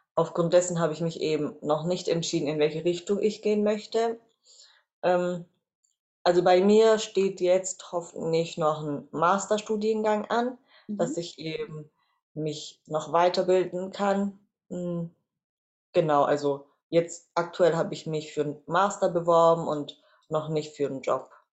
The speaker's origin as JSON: {"language": "German", "town": "Reutlingen", "region": "Baden-Württemberg", "country": "Germany", "tie": "born or raised there", "said": "Ich bin äh, geboren und aufgewachsen in Reutlingen"}